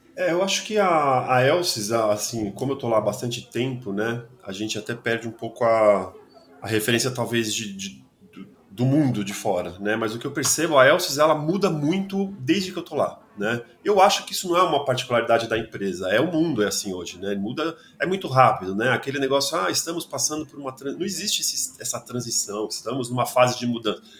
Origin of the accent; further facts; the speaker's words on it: São Paulo, Brazil; eu sou de São Paulo